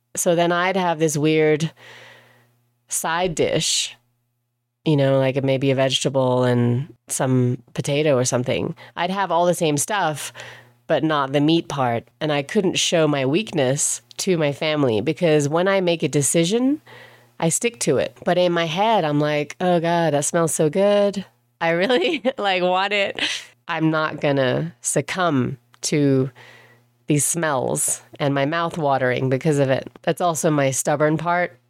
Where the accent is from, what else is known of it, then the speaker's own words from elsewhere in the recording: England, United Kingdom; moved away; I grew up in England. I didn't grow up in Germany